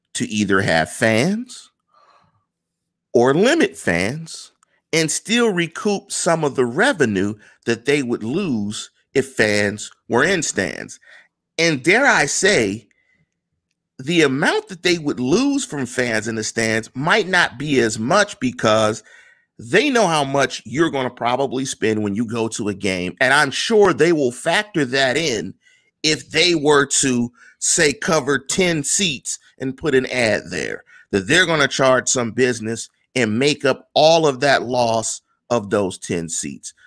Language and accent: English; Pittsburgh, Pennsylvania, United States; I come from Manchester, neighborhood in Pittsburgh